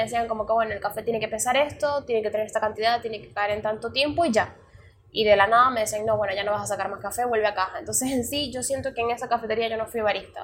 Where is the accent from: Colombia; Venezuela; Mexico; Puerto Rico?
Venezuela; moved away; me fui de Venezuela